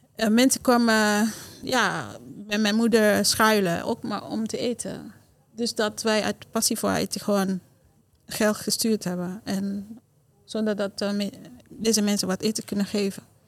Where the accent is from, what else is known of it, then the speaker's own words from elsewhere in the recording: Haiti; Dutch is a second language; now in Netherlands; Dus bijvoorbeeld die dorp waar ik vandaan kom. Het is een dorp dat... Eh, ja, ik ben daar opgegroeid zonder luxe, zonder stroom